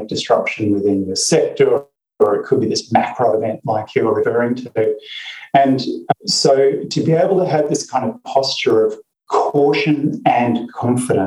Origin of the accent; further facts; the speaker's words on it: Perth, Western Australia, Australia; I was born in Perth in Western Australia, and there are black swans everywhere.